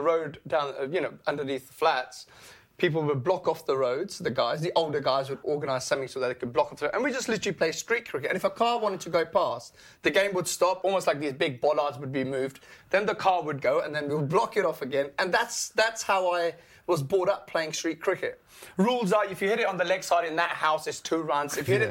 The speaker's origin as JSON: {"language": "English", "region": "England", "country": "United Kingdom", "tie": "born or raised there", "also_born_or_lived": "Karachi, Pakistan", "said": "born and raised in Pakistan, I was up to the age of 8. I didn't come to England."}